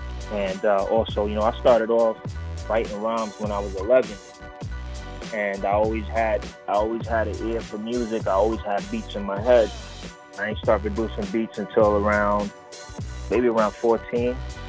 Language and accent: English; Puerto Rico; born there; also born or lived in Bronx, New York City / Florida; I was actually born in Puerto Rico and relocated, spent some time in the Bronx, New York City, and Florida. You know, I've been a nomad status, man.